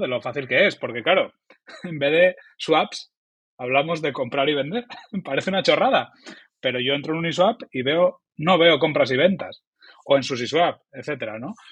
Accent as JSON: {"language": "Spanish", "town": "Oviedo", "region": "Asturias", "country": "Spain", "said": "soy un humilde trabajador del mundo digital eh, de, que viene de Asturias, de Oviedo"}